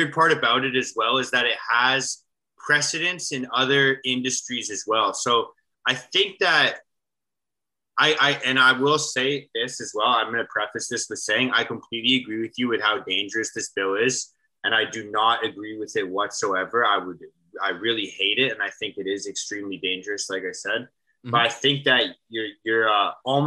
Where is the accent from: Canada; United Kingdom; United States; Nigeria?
Canada; We're Canadian podcasters